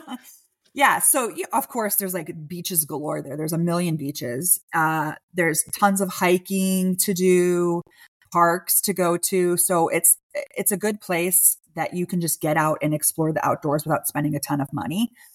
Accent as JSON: {"language": "English", "town": "Chicago", "region": "Illinois", "country": "United States", "tie": "born or raised there", "said": "I was born and raised in Chicago"}